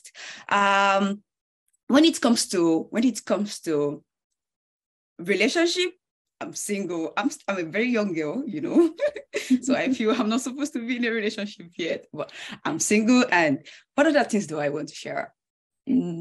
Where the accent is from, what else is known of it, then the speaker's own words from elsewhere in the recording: Nigeria; moved away as an adult; now in Canada; I'm from Nigeria. I've lived in Nigeria all my life